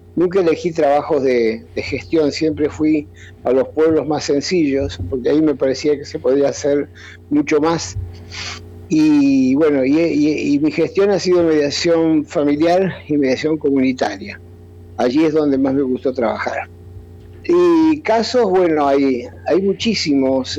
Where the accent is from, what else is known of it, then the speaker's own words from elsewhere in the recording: Argentina; acá en mi país